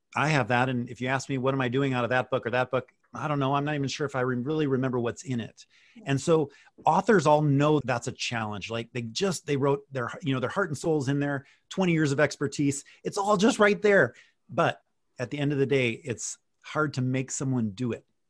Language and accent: English; Wisconsin, United States; moved away; I grew up in Wisconsin.